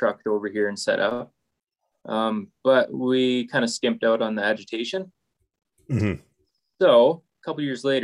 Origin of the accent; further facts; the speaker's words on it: Chilliwack, British Columbia, Canada; moved away as an adult; now in Fort Macleod, Canada; I grew up in Chilliwack, BC